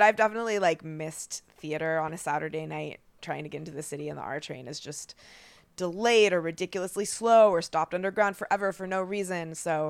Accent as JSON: {"language": "English", "town": "Portland", "region": "Oregon", "country": "United States", "tie": "born or raised there", "moved": "as an adult", "said": "In Oregon, in Portland."}